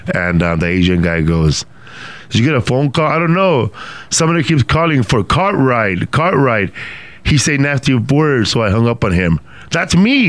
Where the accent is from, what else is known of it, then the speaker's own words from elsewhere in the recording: Ruiz Cortines, Sinaloa, Mexico; also born or lived in Los Mochis, Mexico; now in California, United States; I grew up in a little smaller town than that called Ruiz